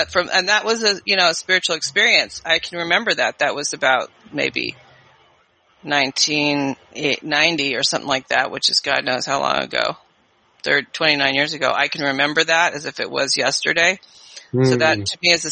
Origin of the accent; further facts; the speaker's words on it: California, United States; moved away as an adult; also born or lived in New York City; I was from California, so it was a big move.